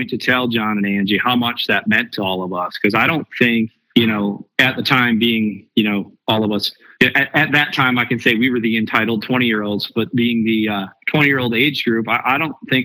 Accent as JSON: {"language": "English", "region": "the North", "country": "United States", "said": "I'm from up north, you know, I'm not from Arkansas"}